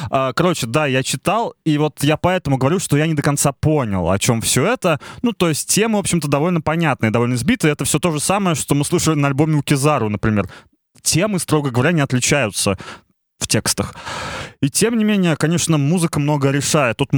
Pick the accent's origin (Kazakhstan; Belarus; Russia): Kazakhstan; я казашка.